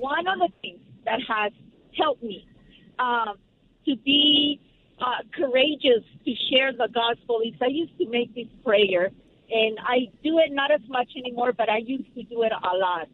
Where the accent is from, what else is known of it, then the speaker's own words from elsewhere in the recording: El Salvador; now in Encino, United States; I am from El Salvador